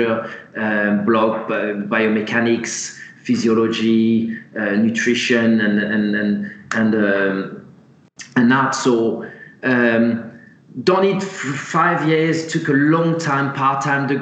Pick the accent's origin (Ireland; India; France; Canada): France; moved away as an adult; now in England; starting in France, which is my home country, moving across to England in my early 20s